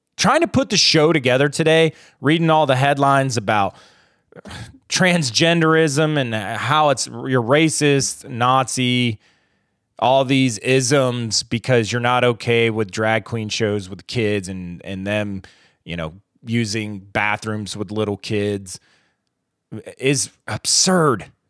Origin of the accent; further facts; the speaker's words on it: United States; growing up in America